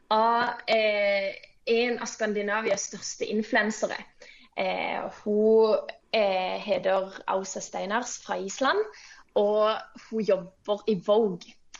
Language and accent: Norwegian; Kristiansand, Agder, Norway; jeg kommer fra Flekkerøya, som er en liten øy ut forbi Kristiansand. Jeg eh, vokste opp i en kristen familie på bedehuset på Flekkerøya